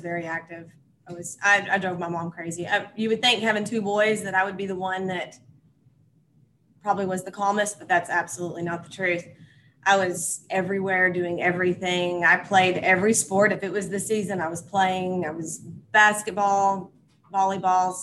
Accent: Loveland, Texas, United States; I grew up in the small town of Loveland, Texas, which is about 25 miles west of Lubbock, Texas. Lived in Texas my whole life, never moved out

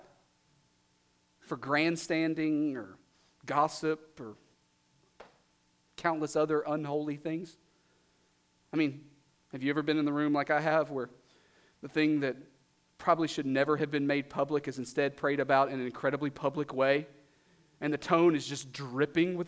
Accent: Southeast Texas, United States; I'm from Southeast Texas

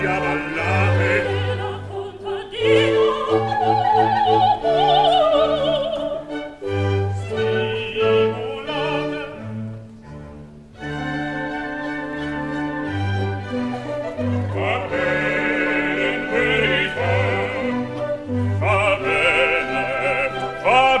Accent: Chicago, Illinois, United States; I'm a Chicagoan

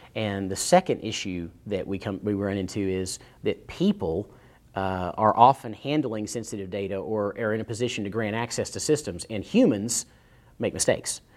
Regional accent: East Tennessee, United States; I grew up in East Tennessee

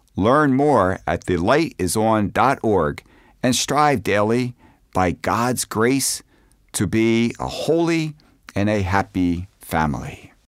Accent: Philadelphia, Pennsylvania, United States; moved away as an adult; now in Arlington, United States; in my hometown in Philadelphia

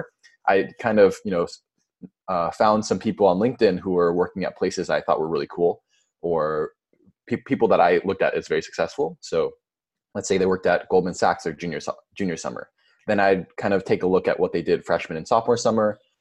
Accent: Orange County, California, United States; I'm also from Orange County

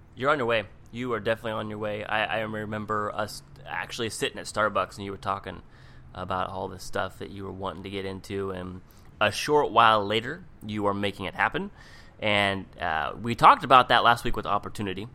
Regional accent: Seattle, Washington, United States; moved away as an adult; also born or lived in Palm Springs, California; now in Orange County, United States; I grew up in Seattle

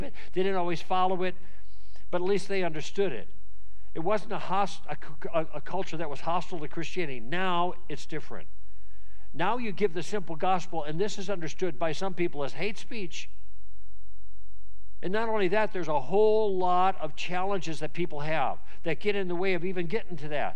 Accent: Southern California, United States; I'm from Southern California

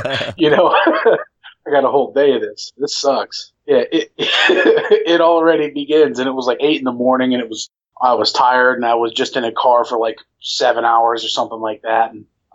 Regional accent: Delaware, Ohio, United States; also born or lived in Florida / Columbus, Ohio; I'm from Delaware, Ohio

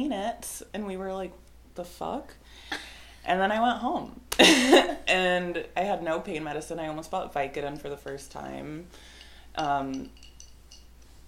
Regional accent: Washington, United States; moved away; I'm from Washington

